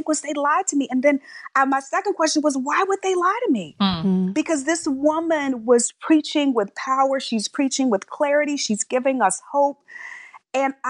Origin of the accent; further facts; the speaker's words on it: Texas City, Texas, United States; moved away; also born or lived in New York; I was born and raised in Texas and spent my early childhood in a very small town called Texas City, Texas